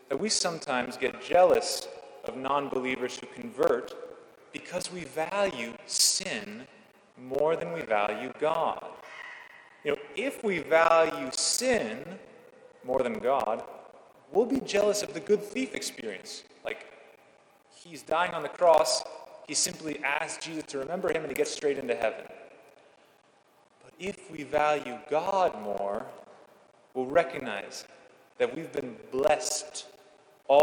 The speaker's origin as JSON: {"language": "English", "region": "California", "country": "United States", "moved": "as an adult", "lives_now": "Washington, United States", "said": "I left my home state of California 3,000 miles behind"}